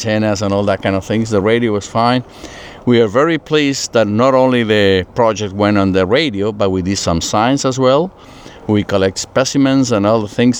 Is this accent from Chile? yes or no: yes; Santiago, Santiago Metropolitan Region, Chile; now in Puerto Rico; born and raised in Chile. I'm born in Santiago, Chile